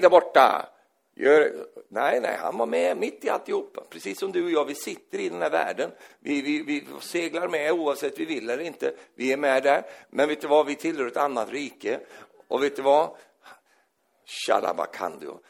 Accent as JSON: {"language": "Swedish", "country": "Sweden"}